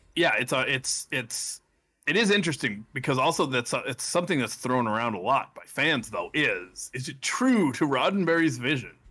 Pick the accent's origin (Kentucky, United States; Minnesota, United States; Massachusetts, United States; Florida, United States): Massachusetts, United States; Saugus; I am from Saugus, Massachusetts